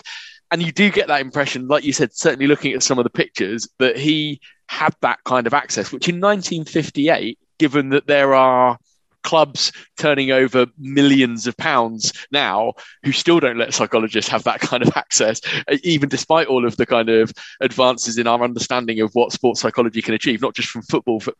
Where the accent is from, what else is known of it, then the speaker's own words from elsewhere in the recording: England, United Kingdom; we're English